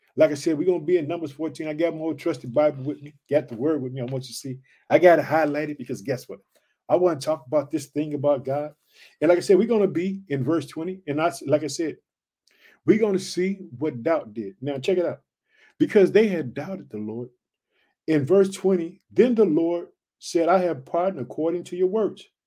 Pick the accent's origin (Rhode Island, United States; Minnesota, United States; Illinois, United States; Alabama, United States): Illinois, United States; also born or lived in Chicago; the state of Illinois, which is my home state. I reside in the city of Chicago